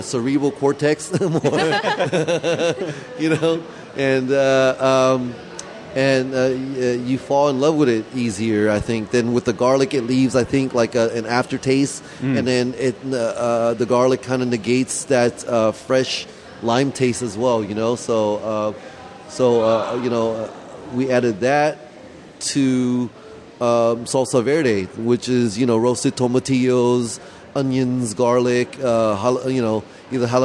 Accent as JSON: {"language": "English", "town": "Santa Ana", "region": "California", "country": "United States", "tie": "born or raised there", "said": "my best friend since we were like 9 years old, Viet Tran, who we grew up in Santa Ana together"}